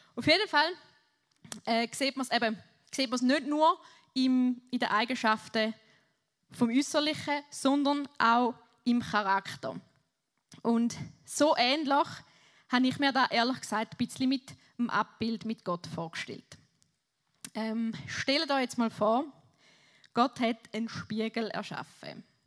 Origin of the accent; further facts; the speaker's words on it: Switzerland; Ich bin Schweizer